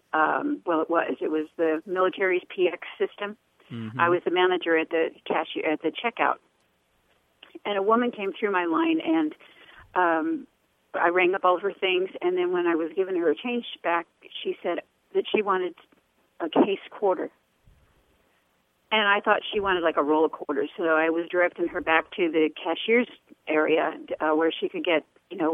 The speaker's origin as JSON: {"language": "English", "town": "Huntington Beach", "region": "California", "country": "United States", "also_born_or_lived": "Arizona", "said": "I'm from Southern California, from the Huntington Beach area"}